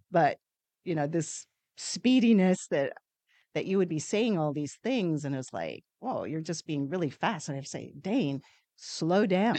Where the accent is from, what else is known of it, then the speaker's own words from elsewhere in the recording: New Zealand; moved away; I'm originally from New Zealand, uh, that's where my parents, um, um, grew up, and, um, when I came over to this country